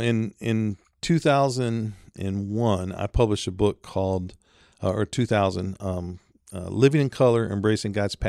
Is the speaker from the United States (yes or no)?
yes; Detroit, Michigan, United States; So I was raised near Detroit.